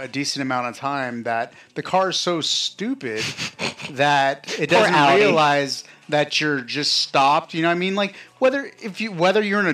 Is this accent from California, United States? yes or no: yes; Los Angeles, California, United States; moved away; I'm from California. Mm-hmm. I'm from